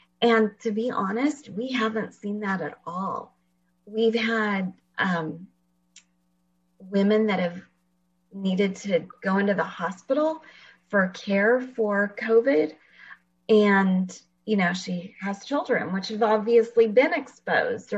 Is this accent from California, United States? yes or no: yes; Fresno, California, United States; moved away as an adult; also born or lived in Washington; I actually live in Fresno, and I grew up here in Fresno.